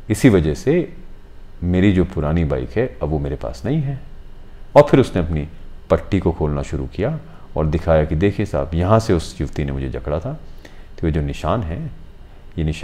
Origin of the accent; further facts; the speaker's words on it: Hiranagar, Jammu and Kashmir, India; हालांकि मैं भी हीरानगर का रहने वाला हूँ